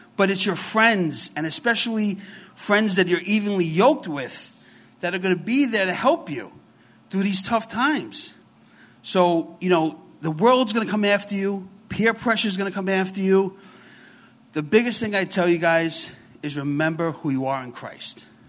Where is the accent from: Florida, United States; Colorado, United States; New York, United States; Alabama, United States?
New York, United States; New York City; accent: New York; We are from New York. So if I talk kind of funny, I got a real New York accent. I'm from the Bronx, so it's very heavy.